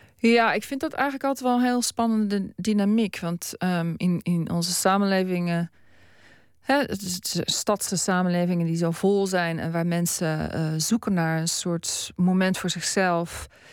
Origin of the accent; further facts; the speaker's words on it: Netherlands; moved away as an adult; now in Australia; ik ben een Nederlander